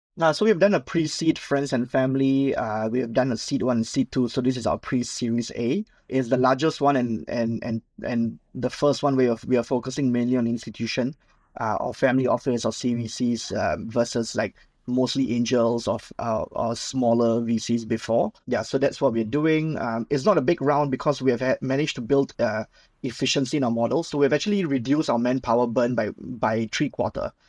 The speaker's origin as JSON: {"language": "English", "country": "Singapore", "tie": "born or raised there", "said": "I'm Singaporean, born and bred"}